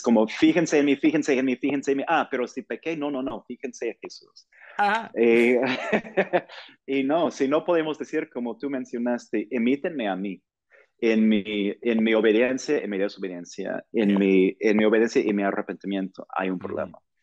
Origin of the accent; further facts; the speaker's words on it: Portland, Oregon, United States; Spanish is a second language; moved away as an adult; also born or lived in Virginia / New York / Los Angeles; now in Mexico City, Mexico; yo soy de Portland, Oregon, del noroeste de los Estados Unidos